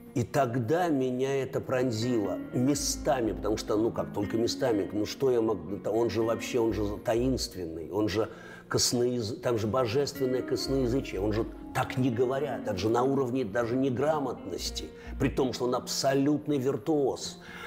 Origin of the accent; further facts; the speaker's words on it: Russia; also born or lived in Leningrad; я родом из Советского Союза